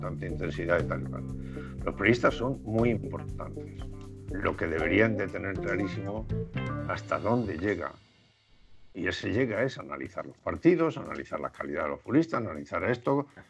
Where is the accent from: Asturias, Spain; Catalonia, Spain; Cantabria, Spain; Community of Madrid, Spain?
Asturias, Spain; Gijón; moved away; also born or lived in Japan; me fui a Gijón, yo nací en Gijón